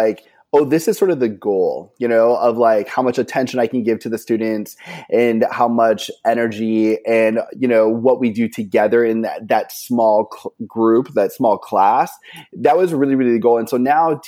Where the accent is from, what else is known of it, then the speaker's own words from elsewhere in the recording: Maine, United States; now in Southern California, United States; I'm originally from Maine. I teach in Southern California right now.